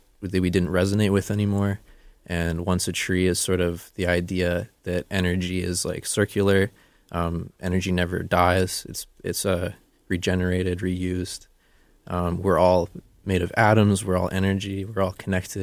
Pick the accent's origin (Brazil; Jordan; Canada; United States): Canada; Okanagan, British Columbia; I grew up in the Okanagan.